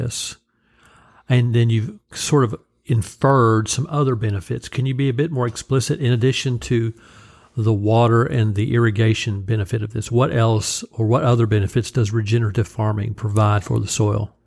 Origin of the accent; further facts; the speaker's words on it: Oklahoma, United States; growing up in Oklahoma